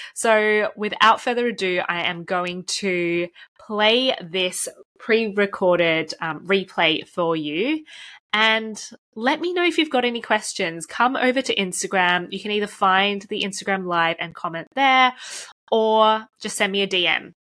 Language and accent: English; Melbourne, Victoria, Australia; now in United Kingdom; I'm from Melbourne, Australia